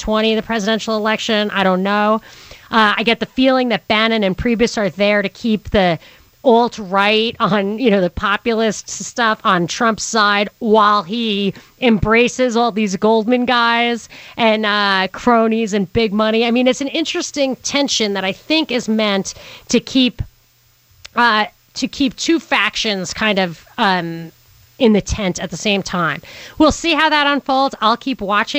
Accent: New York City, New York, United States; We're from Brooklyn.

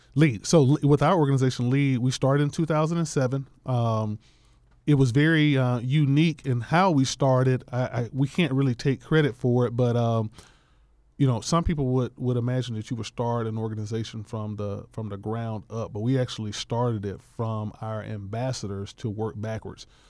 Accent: Atlanta, Georgia, United States; I was born and raised in Bankhead

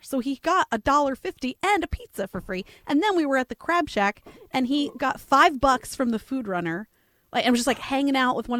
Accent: United Kingdom; Sorry, I'm British.

